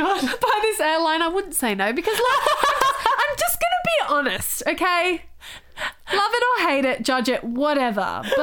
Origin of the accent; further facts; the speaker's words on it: Thailand; moved away; I didn't growing up in Thailand.